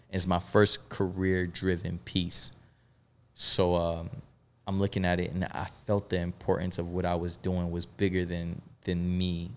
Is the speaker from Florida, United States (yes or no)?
yes; Melbourne, Florida, United States; also born or lived in Bronx, New York; we moved to Melbourne, Florida, which wa, it was, uh, initially where I was raised